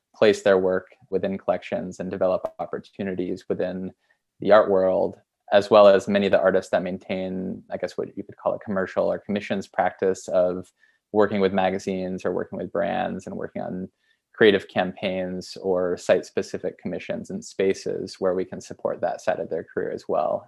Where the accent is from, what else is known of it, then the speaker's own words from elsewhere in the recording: Essex, Vermont, United States; moved away; also born or lived in Boston; Vermont where I grew up near Burlington, a town called Essex.